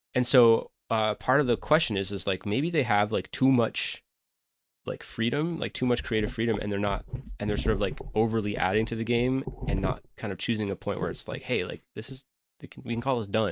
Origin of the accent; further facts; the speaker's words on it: upstate New York, United States; my hometown area, which is a pl, you know, a place in upstate New York that has harsh winters